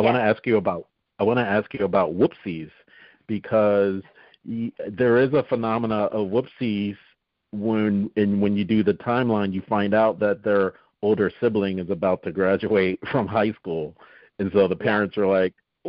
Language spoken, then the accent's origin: English; Northeast, United States; we're both from the Northeast